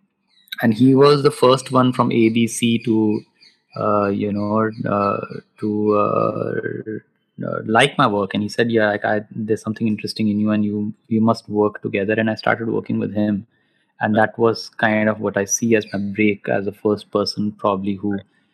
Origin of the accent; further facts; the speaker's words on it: Roorkee, Uttarakhand, India; moved away; also born or lived in Delhi; Roorkee. So, which was my hometown.